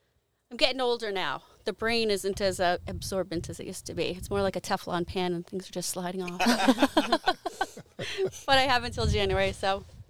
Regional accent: Salem, Massachusetts, United States; also born or lived in Peabody, Massachusetts; I was born in Salem. Lived in Salem for a couple years when I was little.

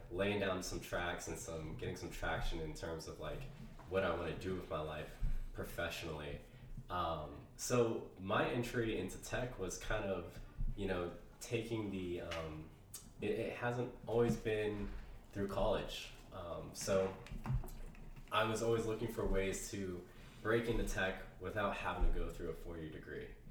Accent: Ohio, United States; moved away as an adult; now in San Francisco Bay Area, United States; I'm from Ohio, um, so I am returning back home

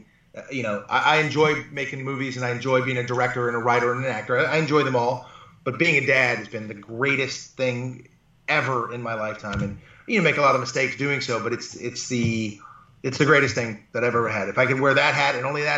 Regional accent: Malibu, California, United States; also born or lived in Buffalo / Los Angeles; I live in Malibu. I was raised in Malibu. I've lived my, you know, my life here. Well, once I could afford to move back here. Because once I went to college and came out, I had to live in all different places within Los Angeles

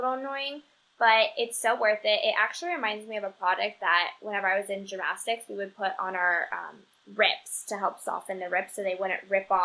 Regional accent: Chicago, Illinois, United States; moved away; I'm from Chicago

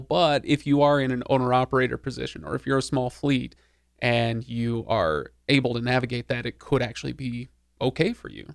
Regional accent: Seattle, Washington, United States; I grew up in Seattle, where in the '90s, Seattle in the '90s.

